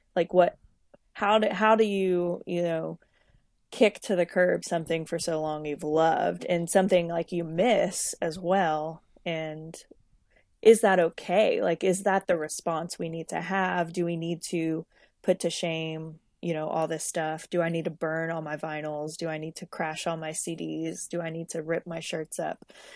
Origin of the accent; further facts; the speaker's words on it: Lafayette, Louisiana, United States; I'm originally from Lafayette, Louisiana, uh, living, um, in Lafayette, Louisiana